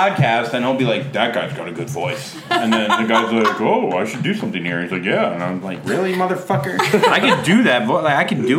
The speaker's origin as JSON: {"language": "English", "region": "the South", "country": "United States", "moved": "yes", "said": "I'm from the South"}